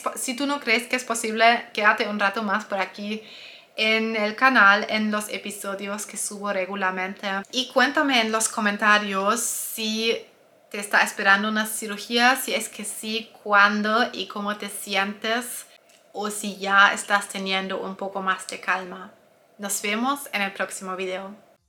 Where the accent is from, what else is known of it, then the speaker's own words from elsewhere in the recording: Germany; Spanish is a second language; soy alemana, tal vez lo escuchas en mi voz